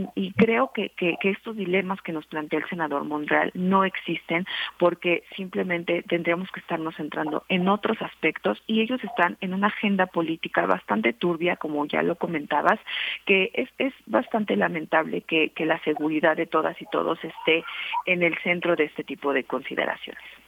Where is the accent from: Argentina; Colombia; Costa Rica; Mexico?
Mexico; como mexicanas y mexicanos